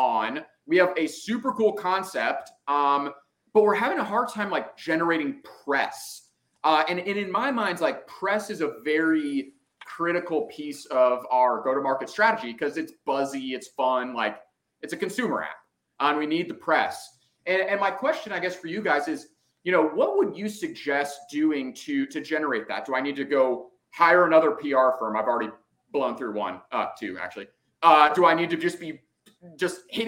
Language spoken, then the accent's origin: English; Dallas, Texas, United States; I grew up in Dallas